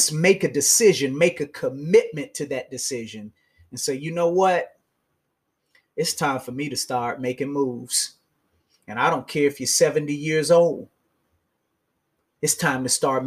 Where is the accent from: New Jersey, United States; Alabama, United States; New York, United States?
Alabama, United States; Montgomery; I'm still from Montgomery, Alabama.